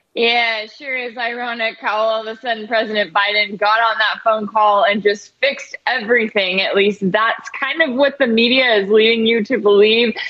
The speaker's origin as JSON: {"language": "English", "region": "North Texas", "country": "United States", "said": "I'm from North Texas"}